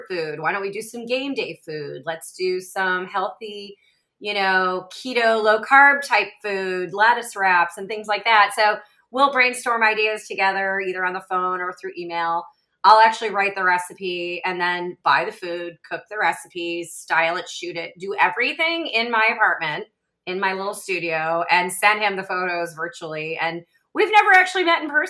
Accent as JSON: {"language": "English", "town": "Rochester", "region": "New York", "country": "United States", "tie": "born or raised there", "also_born_or_lived": "Buffalo, United States / Atlanta, United States / Australia", "moved": "as an adult", "lives_now": "St. Petersburg, United States", "said": "I was born in Buffalo, but grew up in Rochester"}